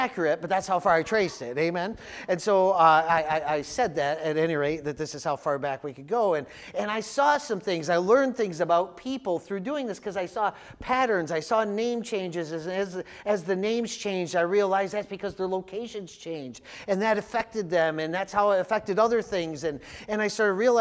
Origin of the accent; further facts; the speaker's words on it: Jamestown, New York, United States; I grew up in Jamestown, and the two main groups in Jamestown were the Swedes and the Italians